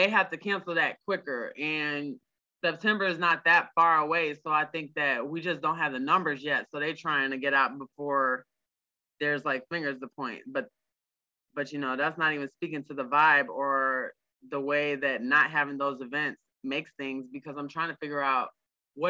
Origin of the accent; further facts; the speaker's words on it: Markham, Ontario, Canada; moved away; I'm from Markham, so that's not where I live now, but you know, that's where I'm from.